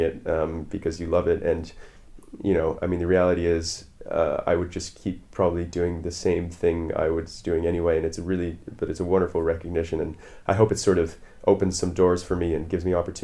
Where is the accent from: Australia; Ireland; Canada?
Canada; moved away as an adult; now in London, United Kingdom; I'm a Canadian saxophone player living in London now, the last 7 or so years